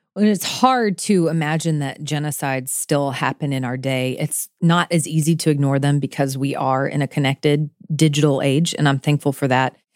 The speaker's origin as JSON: {"language": "English", "region": "Florida", "country": "United States", "tie": "born or raised there", "also_born_or_lived": "Kentucky", "moved": "yes", "said": "I grew up in Florida with hurricanes"}